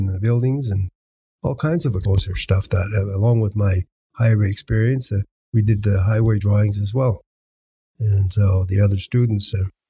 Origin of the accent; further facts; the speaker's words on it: Dawson City, Yukon, Canada; first language Hän; English is a second language; also born or lived in Moosehide; I'm a Hanwichin First Nation elder and citizen. And I was born and raised in Dawson City, and my early formative years was in the village of Mooseide, 3 miles below Dawson City. I was raised and adopted by my grandmother